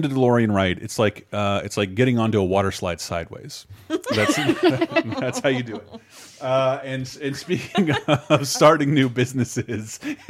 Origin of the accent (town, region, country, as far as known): Tallahassee, Florida, United States; born or raised there